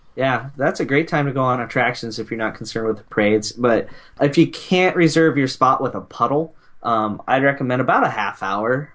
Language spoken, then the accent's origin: English; Nebraska, United States; we were we're from Nebraska